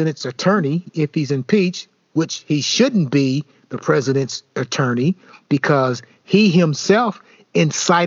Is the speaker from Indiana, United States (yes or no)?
no; Elizabethtown, Kentucky, United States; we're from small town America, we're from Elizabethtown, Kentucky